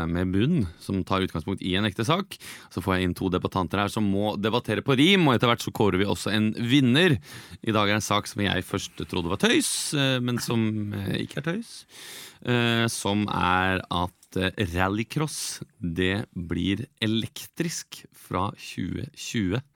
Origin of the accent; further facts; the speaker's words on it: Fredrikstad, Østfold, Norway; for jeg kommer fra Fredrikstad.